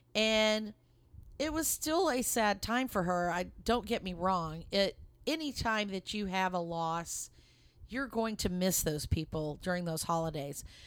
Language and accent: English; Lubbock, Texas, United States; moved away as an adult; now in Dallas, United States; we're originally from the Lubbock, Texas area, and that's where my, um, in-laws lived, and that's where Mark and I were born and raised. And we live in the Dallas area now